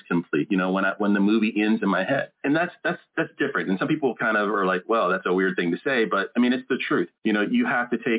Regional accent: Maryland, United States; moved away as an adult; also born or lived in North Carolina / Jacksonville, Florida / St. Augustine, Florida; now in Des Moines, United States; I grew up in Maryland

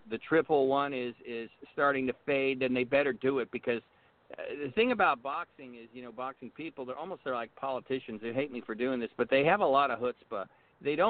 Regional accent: Southern California, United States; I was born in Southern California

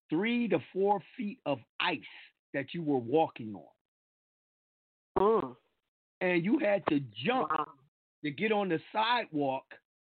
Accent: New York, United States; now in Georgia, United States; I'm from New York

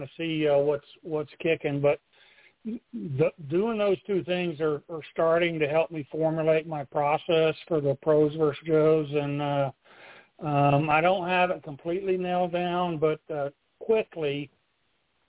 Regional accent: Oklahoma City, Oklahoma, United States; moved away as an adult; also born or lived in Plattsburgh, New York / Arizona; now in Portland, United States; I grew up in Oklahoma City. So I was born in Plattsburgh, New York. My parents were both Air Force, but Oklahoma was home.

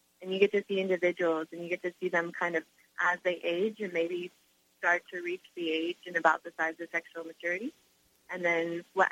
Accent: Hawaii, United States; I live in Hawaii. I'm from Hawaii. I live in Haleiwa on the north shore of Oahu

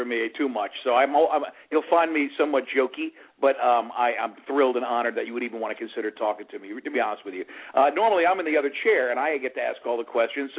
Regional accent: South Florida, United States; also born or lived in New York; even though I was born in New York, I grew up here in South Florida

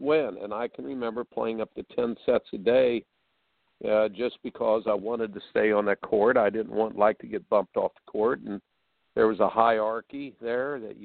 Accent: Indiana, United States; I grew up in Indiana

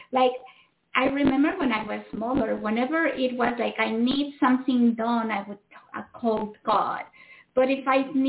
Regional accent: Mexico; I was brought up in Mexico. So I was brought up in Catholicism, but in the Mexican way

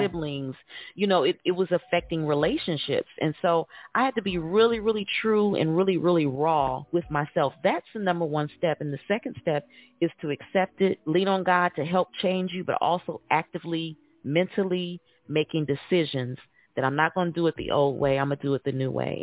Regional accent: Indiana, United States; now in Atlanta, United States; I'm originally from Indiana, but I reside now in Atlanta

